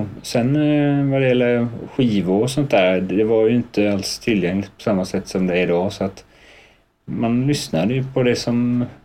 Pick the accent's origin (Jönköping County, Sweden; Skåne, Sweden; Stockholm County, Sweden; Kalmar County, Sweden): Kalmar County, Sweden; Trekanten; also born or lived in Blomstermåla; Jag är uppväxt i Trekanten, ett litet samhälle som ligger eh, två mil utanför Kalmar. Ja. Eh, ett, eh, en riktig sån svensk små, småortsidyll, verkligen. Så där bodde jag